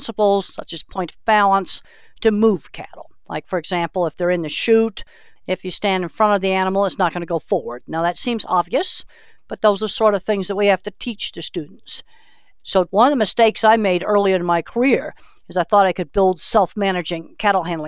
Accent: Boston, Massachusetts, United States; moved away; I was raised in Boston, Massachusetts

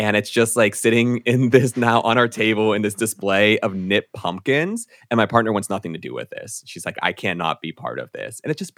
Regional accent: United States; accent: American; I am very American with my speech, so yeah.

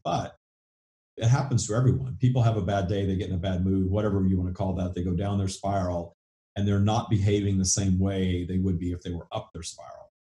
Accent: the South, United States; accent: southern; With my southern accent

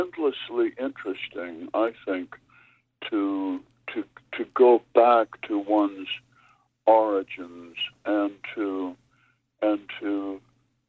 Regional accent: Minnesota, United States; I come from Minnesota

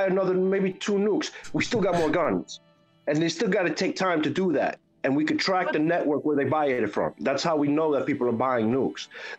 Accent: New York, United States; I'm from New York. I have family there.

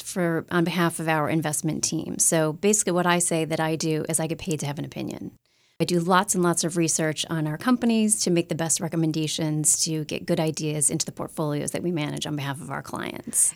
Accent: Upstate New York, United States; I grew up in upstate New York

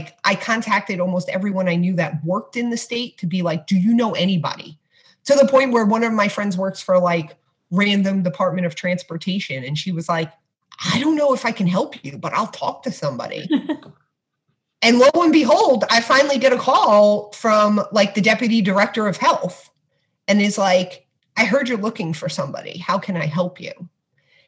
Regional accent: New York City, New York, United States; I grew up in Brooklyn

